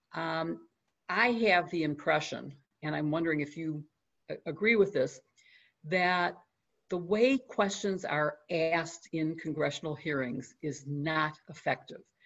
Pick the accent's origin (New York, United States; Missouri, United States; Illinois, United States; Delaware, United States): Illinois, United States; Chicago; my hometown, Chicago